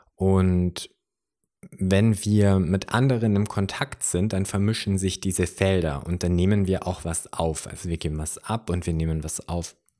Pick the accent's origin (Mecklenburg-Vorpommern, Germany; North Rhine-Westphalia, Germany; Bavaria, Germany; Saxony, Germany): Bavaria, Germany; Upper; hier bei uns in Oberbayern